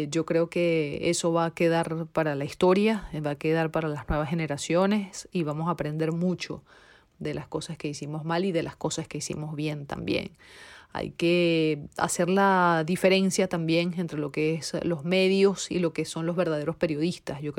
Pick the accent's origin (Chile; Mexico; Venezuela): Venezuela; now in Paris, France; soy periodista venezolana radicada ahora en París, Francia.